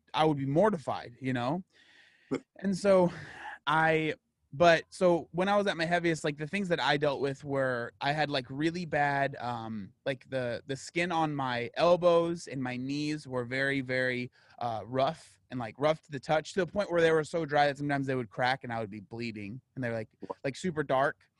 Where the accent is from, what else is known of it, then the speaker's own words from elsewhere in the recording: San Diego, California, United States; I'm born and raised in San Diego, California